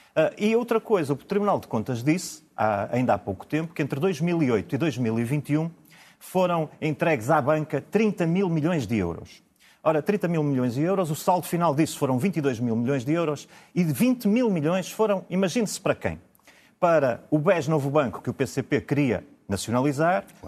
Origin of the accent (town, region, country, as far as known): Braga, Norte, Portugal